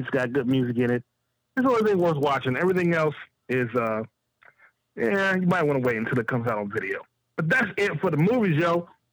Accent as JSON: {"language": "English", "town": "Chicago", "region": "Illinois", "country": "United States", "said": "I'm from Chicago"}